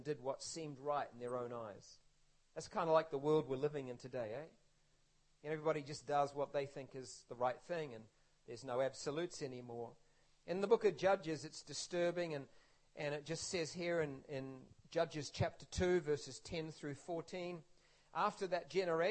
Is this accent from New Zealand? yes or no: yes; New Zealand; When I was growing up in New Zealand as a boy